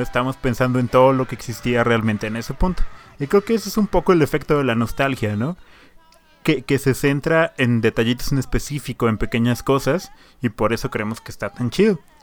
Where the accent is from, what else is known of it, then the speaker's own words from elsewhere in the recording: Hidalgo, Mexico; moved away; also born or lived in Puebla; el pueblo donde yo nací, en Hidalgo